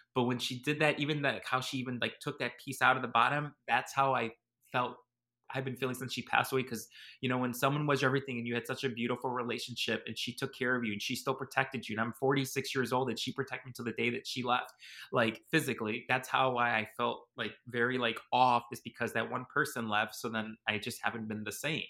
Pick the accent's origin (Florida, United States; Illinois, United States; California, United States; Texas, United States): Illinois, United States; Chicago; I was born and raised in Chicago, Illinois, but my parents are from Italy